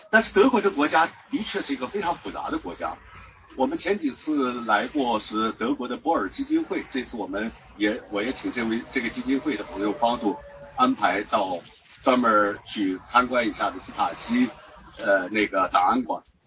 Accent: China; 我们中国人

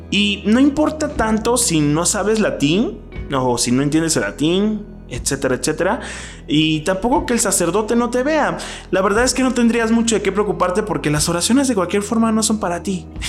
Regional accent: Mexico; moved away as an adult; now in Mexico City, Mexico; Yo soy mexicano, pero soy de una provincia de, México

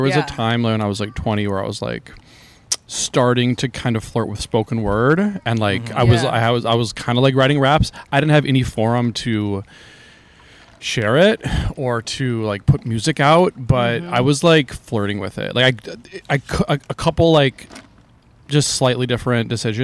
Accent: Minnesota, United States; I'm from Minnesota

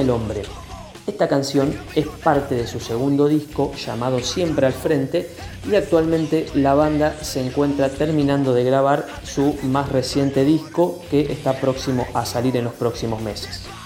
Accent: La Pampa, Argentina; de la localidad de Victorica, de nuestra provincia

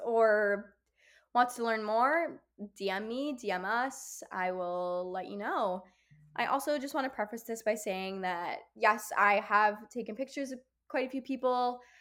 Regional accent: Kenosha, Wisconsin, United States; moved away as an adult; now in Chicago, United States; my hometown, Kenosha

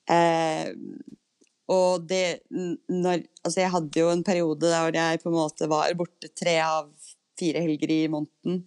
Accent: Norway

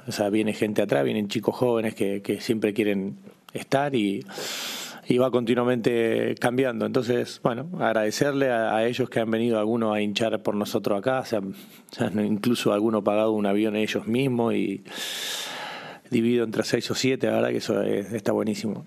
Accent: Pujato, Santa Fe, Argentina; a todo mi pueblo pujato

